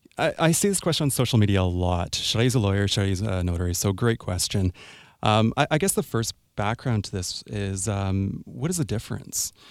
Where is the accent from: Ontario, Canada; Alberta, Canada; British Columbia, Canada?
British Columbia, Canada; Sooke; also born or lived in Chemainus, British Columbia / Victoria, British Columbia; I was born, born in Chemainus, raised in Sioux, and moved into Victoria for law school. So, yes, I grew up in Sioux.